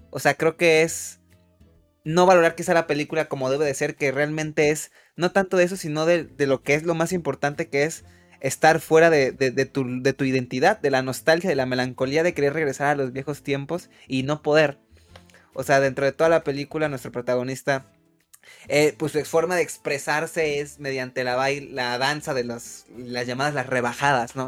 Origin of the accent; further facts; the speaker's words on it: Mexico; como mexicanos